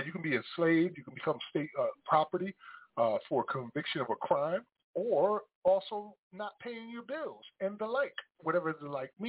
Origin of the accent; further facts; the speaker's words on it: Paterson, New Jersey, United States; me going back to my hometown of Paterson, New Jersey